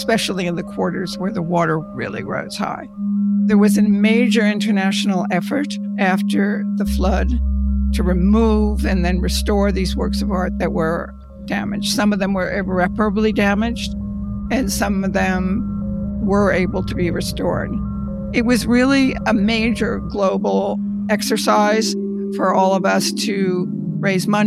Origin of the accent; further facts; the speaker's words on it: Montclair, New Jersey, United States; I grew up in Montclair, New Jersey